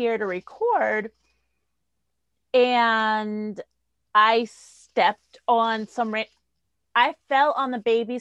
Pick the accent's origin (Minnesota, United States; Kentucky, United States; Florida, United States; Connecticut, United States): Connecticut, United States; New Haven; I'm poor. I grew up in New Haven.